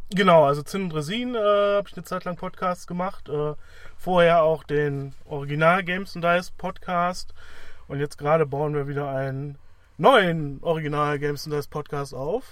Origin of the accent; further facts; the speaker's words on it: Wuppertal, North Rhine-Westphalia, Germany; Ich komme halt aus Wuppertal